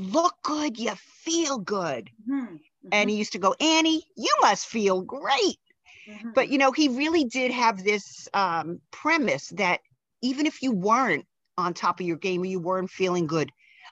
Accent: New York City, New York, United States; now in New Jersey, United States; a city girl, born and raised in the Bronx

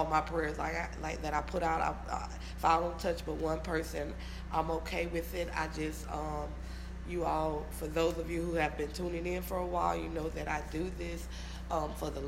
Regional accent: Louisiana, United States; I'm from Louisiana

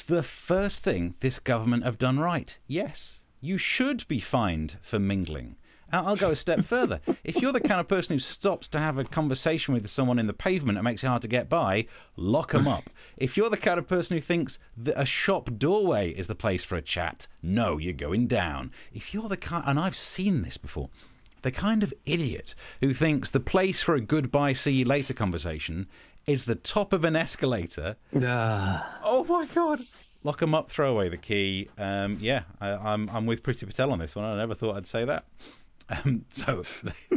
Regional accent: Mansfield, East Midlands, United Kingdom; accent: northern; moved away; as a working class lad growing up in the Midlands

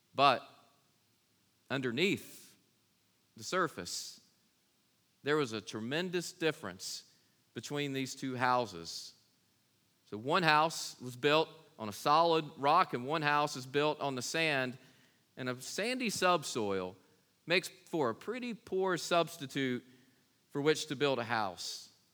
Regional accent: Kings Mountain, North Carolina, United States; I was born in Kings Mountain, North Carolina

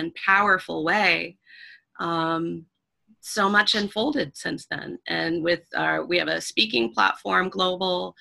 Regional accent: Schenectady, New York, United States; moved away; my hometown, which isn't a big place, but Schenectady, New York

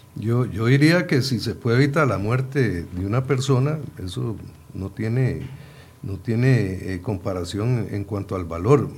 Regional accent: Puntarenas, Costa Rica; Yo soy de Punta Arenas

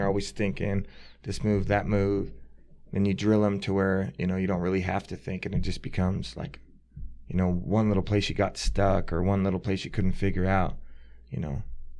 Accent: Buckeye, Arizona, United States; I grew up in Buckeye, Arizona.

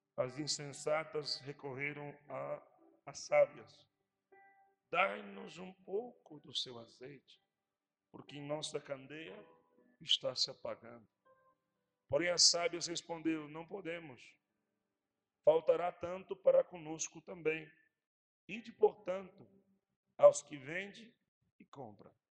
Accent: Montevideo, Uruguay; moved away as an adult; also born or lived in Rio Grande do Sul, Brazil; now in Brazil; Há 11 anos já vai ser que estou no Brasil. Sou da capital do Uruguai, Montevidéu

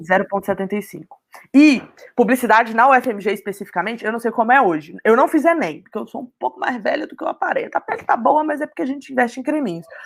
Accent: Belo Horizonte, Minas Gerais, Brazil; Eu sou de Minas, então é, eu tive a oportunidade, mesmo morando em BH, que é a capital

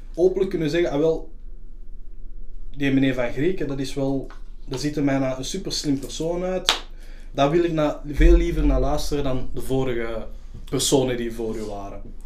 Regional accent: Flanders, Belgium; als zwarte Vlaming, want ik noem mijn eigen een Vlaming, mhm. ik voel me ook een Vlaming

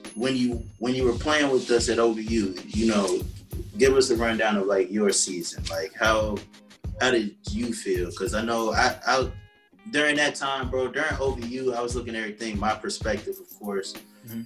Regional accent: Southfield, Michigan, United States; I would say I'm from Detroit or whatever, but you know, I'm Southfield

